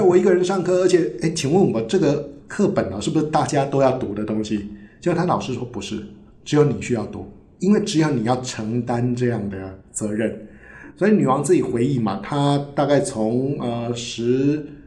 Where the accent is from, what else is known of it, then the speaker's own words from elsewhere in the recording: Taiwan; 对我们台湾人来讲，我们没有王室的传统